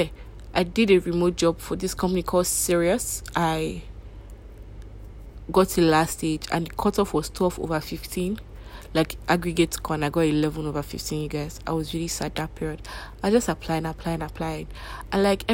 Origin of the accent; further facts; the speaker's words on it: Nigeria; growing up in Nigeria